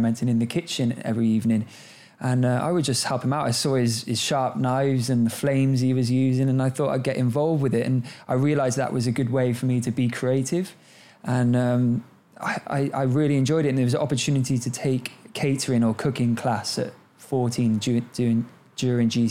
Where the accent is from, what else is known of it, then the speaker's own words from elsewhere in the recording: Cardiff, Wales, United Kingdom; I grew up in Cardiff in Wales. I'm very proud to be Welsh